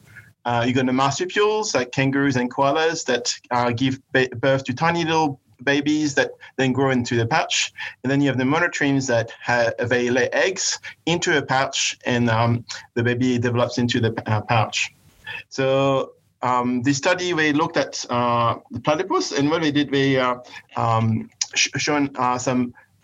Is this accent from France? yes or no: yes; France; now in Australia; I was born in France and raised there